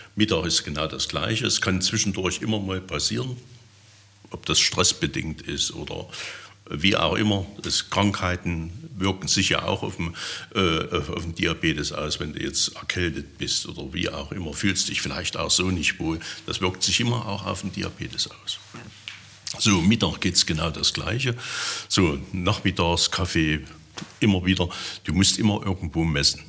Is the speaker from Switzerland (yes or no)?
no; Erfurt, Thuringia, Germany; moved away as an adult; also born or lived in Saxony-Anhalt / Milzau; now in Teuchern, Germany; bin ich dann von Thüringen dann hierher gezogen vom Gedanken her bin ich immer, eine, immer, immer Thüringer. Es wird auch so bleiben. Ich werde immer eine Erfurter Puffbohne bleiben